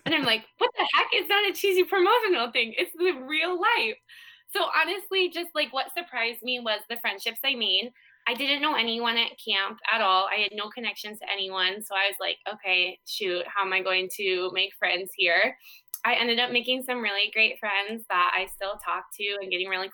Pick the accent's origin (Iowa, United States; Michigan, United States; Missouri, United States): Iowa, United States; small town Iowa girl ended up in California on the lake